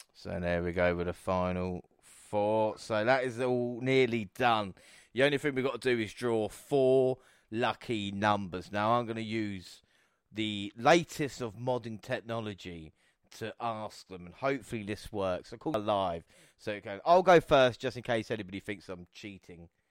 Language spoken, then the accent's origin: English; United Kingdom; As a British fan